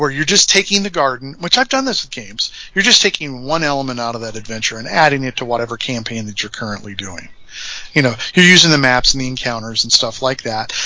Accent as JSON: {"language": "English", "region": "Indiana", "country": "United States", "said": "We're from Indiana."}